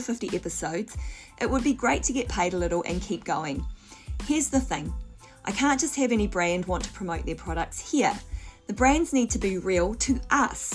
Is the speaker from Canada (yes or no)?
no; New Zealand; I grew up in New Zealand, dairy products, you know, were absolutely normal in our diet